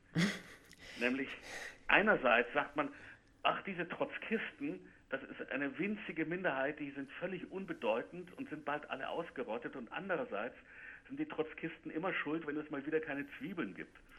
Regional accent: United States; German is a second language; bei uns in Amerika

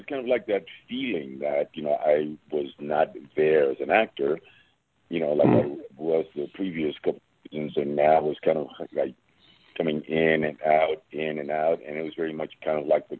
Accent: New York City, New York, United States; growing up in the Lower East Side, in Spanish Harlem and Brooklyn

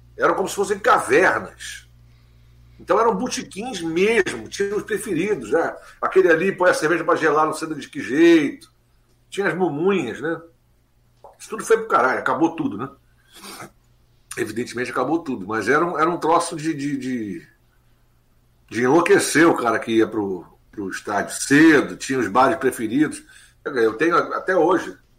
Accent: Rio de Janeiro, Brazil; Nasci na Barão de Mesquita, quase esquina para a Avenida Maracanã

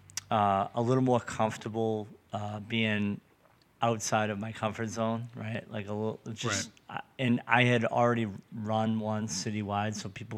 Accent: Revere, Massachusetts, United States; I live in Revere. I grew up in Revere.

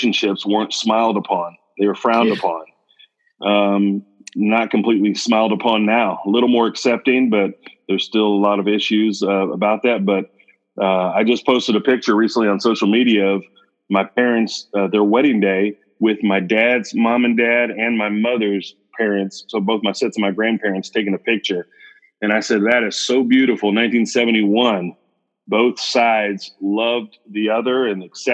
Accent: Olathe, Kansas, United States; also born or lived in Houston, Texas; now in College Station, United States; I grew up in a town just outside of Kansas City called Olathe, Kansas. Born and raised in Olathe.

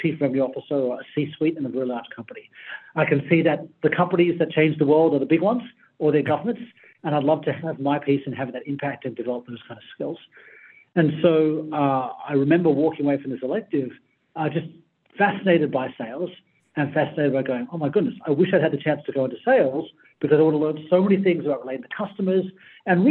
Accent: Sydney, New South Wales, Australia; I grew up in Sydney, on the Sydney side.

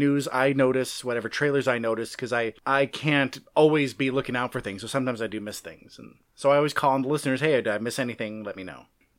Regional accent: California, United States; I'm from California.

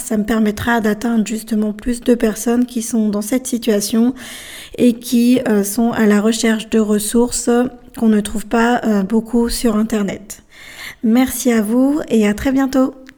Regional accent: France; also born or lived in Bolivia; Je suis française, mais je suis née en Bolivie. J'ai été adoptée à l'âge de 13 mois, mois dans, ce pays qui se situe au milieu de l'Amérique du Sud et je suis arrivée en France

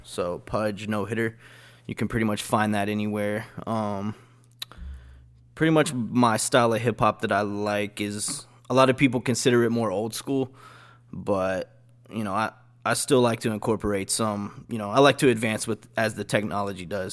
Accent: Dallas–Fort Worth area, Texas, United States; I usually just go with Dallas

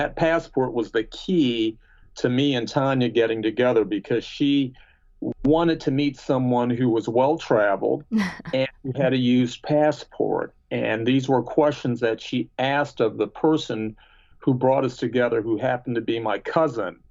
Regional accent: United States; also born or lived in Maryland / Michigan; I grew up in Maryland and Michigan

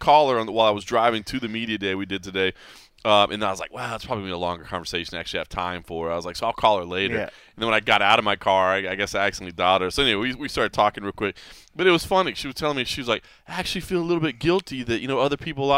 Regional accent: Texas, United States; also born or lived in Ohio; now in Las Vegas, United States; somebody born and raised in Texas

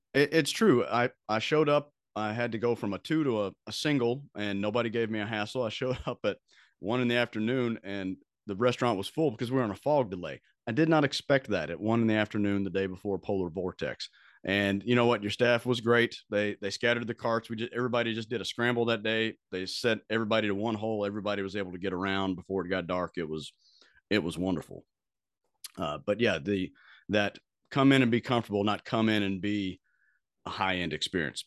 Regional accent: Bowling Green, Kentucky, United States; I grew up in Bowling Green, Kentucky

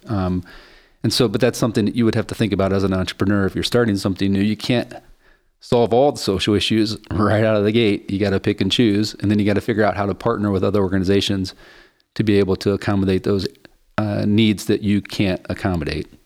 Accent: West Virginia, United States; moved away as an adult; also born or lived in Chicago; I grew up in Appalachia poverty in West Virginia

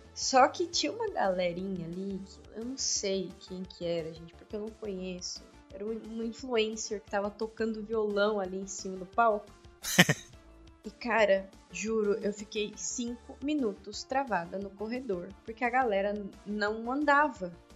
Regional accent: São Paulo, Brazil; sou paulista

